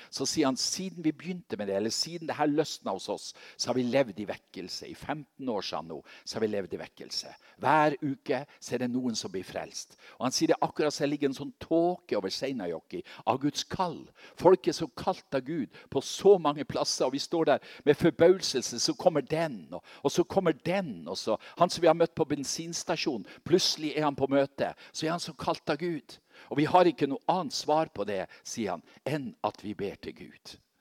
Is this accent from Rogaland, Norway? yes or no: no; Seløya, Helgeland coast, Nordland, Norway; moved away; fra mammahuset på Seløya, der jeg kommer fra.